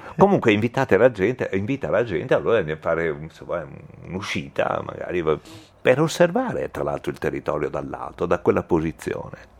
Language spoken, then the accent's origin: Italian; Vicenza, Veneto, Italy; io sono vicentino